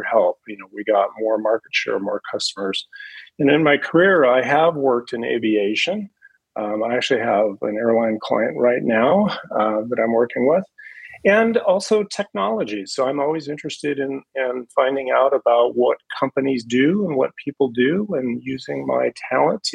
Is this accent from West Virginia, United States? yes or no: no; Seattle, Washington, United States; growing up in Seattle. My father worked for Boeing